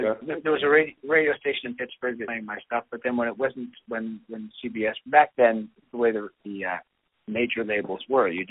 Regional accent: Toronto, Ontario, Canada; also born or lived in Scotland; We lived in Scotland for a short time. Just as a little kid, and then came to. I think my dad's initial idea was he'd go to Canada for a little bit, and then make his way into the U.S. But he really fell in love with Toronto, and that became our home, and it's still where I live

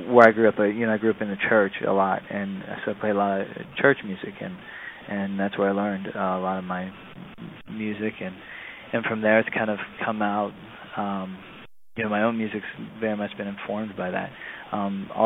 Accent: Weirton, West Virginia, United States; moved away as an adult; also born or lived in Philadelphia; now in Pittsburgh, United States; I was born and raised in Weirton, West Virginia, which is, about 45 minutes west of Pittsburgh. That's where I grew up

